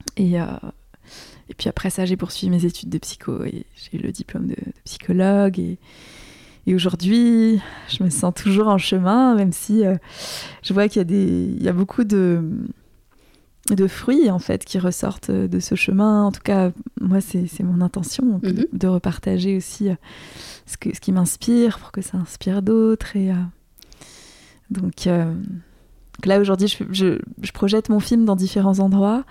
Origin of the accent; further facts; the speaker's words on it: Alsace, Grand Est, France; la maison où j'ai grandi en Alsace